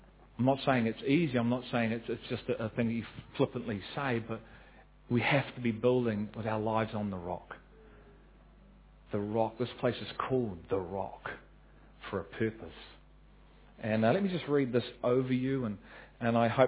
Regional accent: New Zealand; as a New Zealander

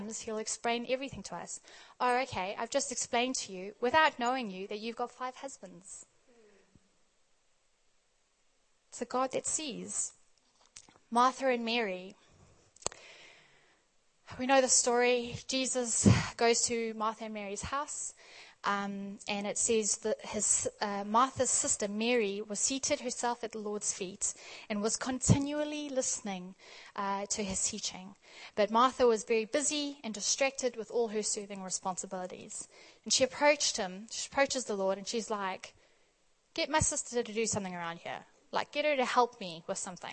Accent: South Africa; also born or lived in Australia; growing up in South Africa

